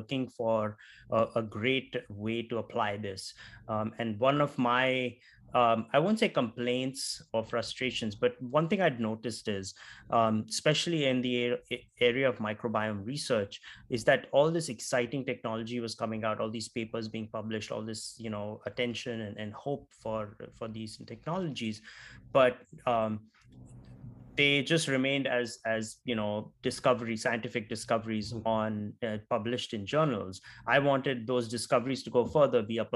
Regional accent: Nagpur, Maharashtra, India; moved away as an adult; also born or lived in South India / West India; now in United States; I'm from India, from a small town called Nagpur, which is the geographical center of India.

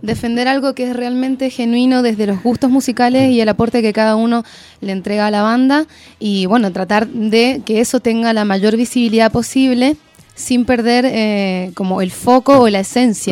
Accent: Argentina; now in Chile; Yo soy argentina, pero bueno, ya llevo harto tiempo

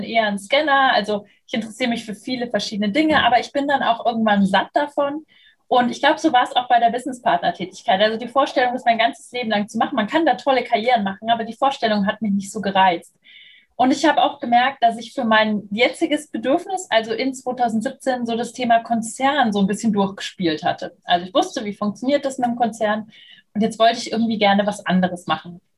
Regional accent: Munich, Bavaria, Germany; now in Berlin, Germany; ich bin 35 Jahre alt, ich bin in München geboren und aufgewachsen. Inzwischen hat es mich nach Berlin geschwemmt, bin also Wahlberlinerin.

